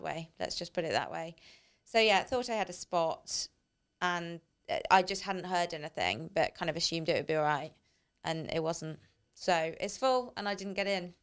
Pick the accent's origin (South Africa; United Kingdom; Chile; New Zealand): United Kingdom; as a British